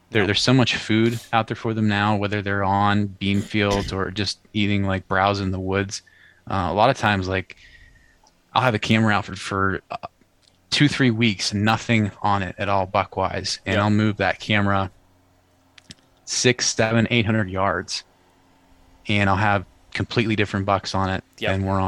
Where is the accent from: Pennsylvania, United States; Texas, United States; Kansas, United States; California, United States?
Pennsylvania, United States; I grew up in Western PA. I think I might have mentioned this the first time I was on here with you guys, but grew up in Western PA, like a big hunting area